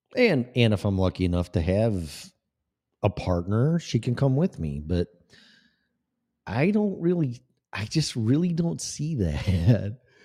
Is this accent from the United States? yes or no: yes; Des Plaines, Illinois, United States; moved away; also born or lived in Florida; I was born in Des Plaines, Illinois